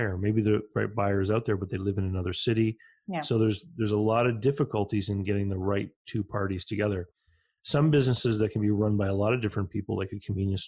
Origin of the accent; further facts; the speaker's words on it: Canada; growing up in Canada